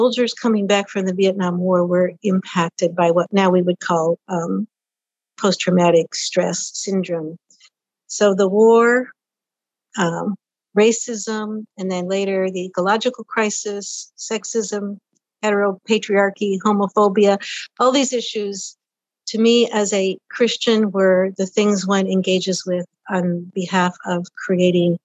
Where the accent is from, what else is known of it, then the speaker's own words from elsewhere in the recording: Washington, United States; also born or lived in Hoquiam, Washington; I grew up in the Pacific Northwest, Washington State